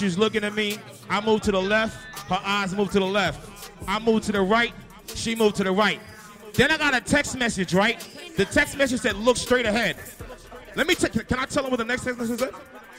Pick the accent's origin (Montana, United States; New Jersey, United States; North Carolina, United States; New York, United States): New York, United States; New York City; I told you I'm from New York City though.